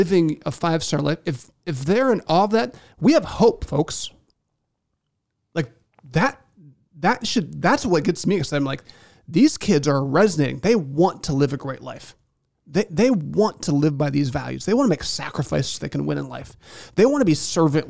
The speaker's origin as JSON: {"language": "English", "region": "Indiana", "country": "United States", "said": "I'm from Indiana"}